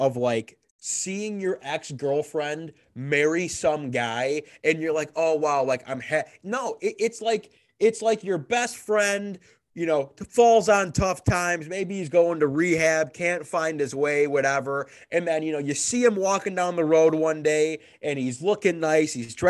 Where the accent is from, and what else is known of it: Detroit, Michigan, United States; born or raised there